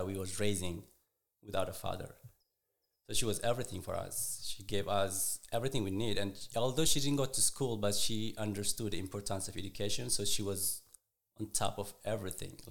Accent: Eritrea; also born or lived in Israel; now in United States; I was born and raised in Eritrea.

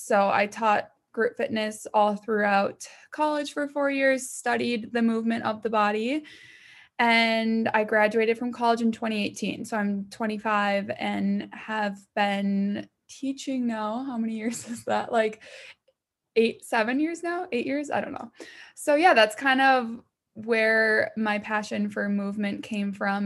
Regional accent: Minnesota, United States; I'm from Minnesota

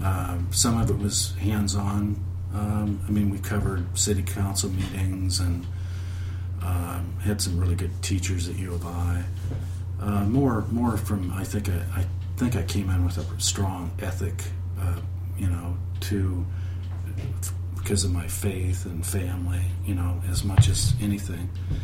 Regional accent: Peoria, Illinois, United States; moved away as an adult; now in Chicago, United States; I grew up in Peoria

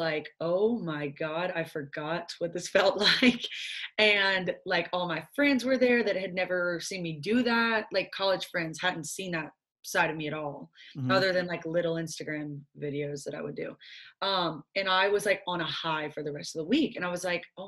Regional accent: Nashville, Tennessee, United States; we're from Nashville

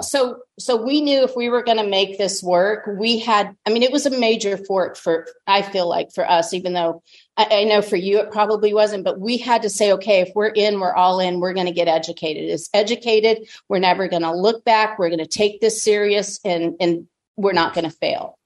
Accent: Tucson, Arizona, United States; I was born and raised in Tucson, Arizona

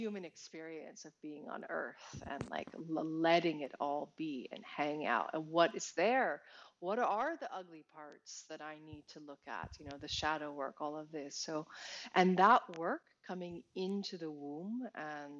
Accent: New York, United States; as an American, as a New Yorker, as a performer

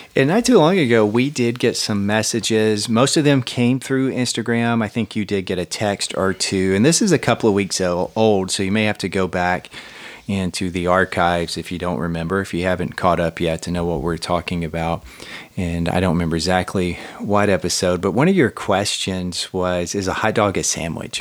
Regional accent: Huntsville, Alabama, United States; my hometown, Rocket City, USA

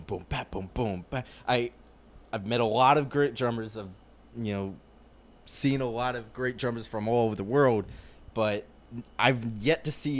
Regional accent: Atlanta, Georgia, United States; moved away; also born or lived in Raleigh, North Carolina / Virginia; I'm from Atlanta, and I lived there for about 15 years of my life.

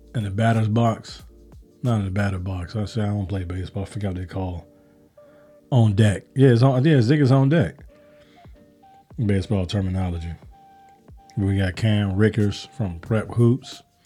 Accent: Chicago, Illinois, United States; now in Georgia, United States; I'm from the South Side of Chicago

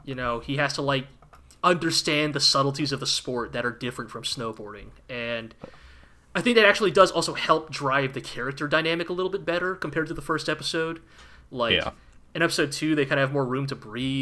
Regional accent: California, United States; being a Californian

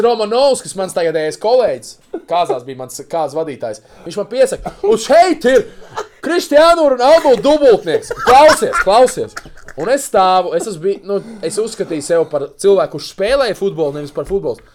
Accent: Riga, Latvia; es piedzimu Rīgā

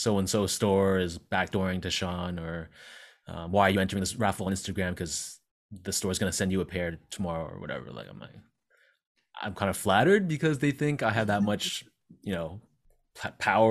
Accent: Toronto, Ontario, Canada; we born and raised in Toronto

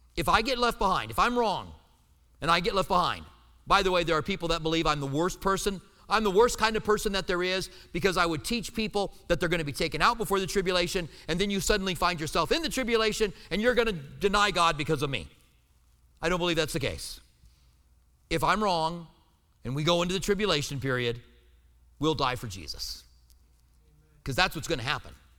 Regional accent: United States; I'm an American

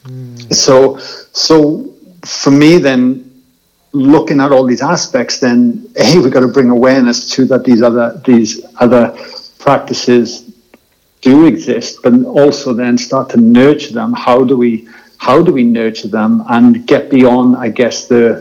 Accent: Wales, United Kingdom; moved away; I grew up in Wales, and rugby was my passion sport

